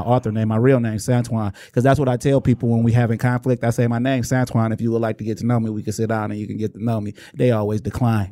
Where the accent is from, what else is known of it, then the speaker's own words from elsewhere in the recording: Inkster, Michigan, United States; growing up in Inkster, it's like, if we was in Detroit, it'd just be a neighborhood